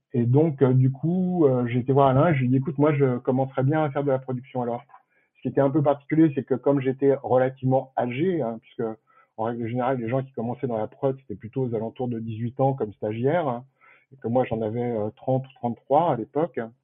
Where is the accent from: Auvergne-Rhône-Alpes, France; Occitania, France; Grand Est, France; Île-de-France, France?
Île-de-France, France; Paris; je suis parisien d'origine hein, et fier de l'être